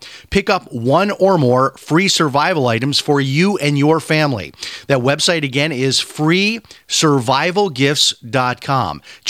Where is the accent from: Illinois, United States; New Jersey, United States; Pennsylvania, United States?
Illinois, United States; Chicago; growing up in the Chicago area, of course, I knew the name